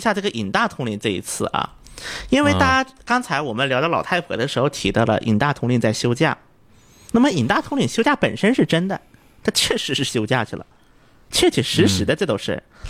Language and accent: Chinese; South Korea; Chinese is a second language; 那么我韩国人一般说江南的时候，他会指的是狭义的江南